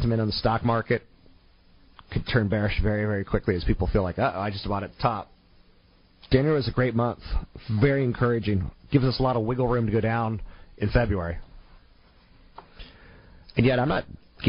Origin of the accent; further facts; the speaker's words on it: United States; as an American